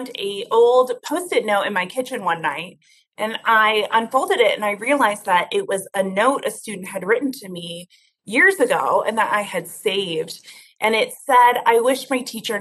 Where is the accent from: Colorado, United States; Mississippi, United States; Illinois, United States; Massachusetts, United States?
Colorado, United States; Denver; I came back to Denver, my hometown